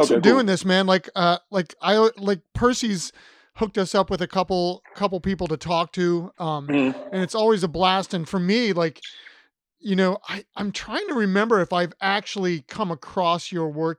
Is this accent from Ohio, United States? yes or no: yes; Ohio, United States; now in Richmond, United States; I'm from Ohio